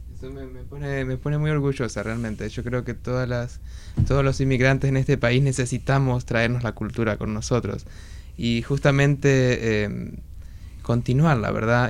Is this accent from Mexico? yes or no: no; Argentina; now in Washington, United States; Yo soy de argentina